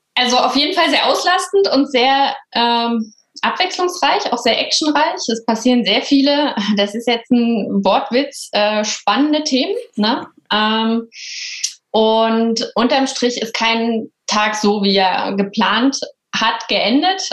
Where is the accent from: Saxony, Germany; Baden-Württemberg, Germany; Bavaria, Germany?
Saxony, Germany; Bautzen; now in Berlin, Germany; Ich komme aber aus einem kleinen B an der Spree, aus Bautzen und bin jetzt nach Berlin gezogen, also Wahlberlinerin